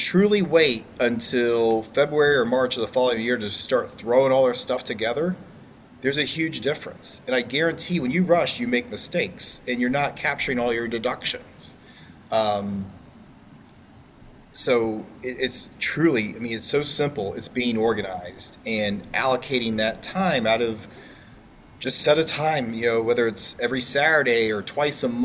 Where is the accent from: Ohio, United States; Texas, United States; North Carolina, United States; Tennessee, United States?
Ohio, United States; Marysville; I grew up here in Central Ohio, been here my whole life, grew up just outside of Marysville on a farm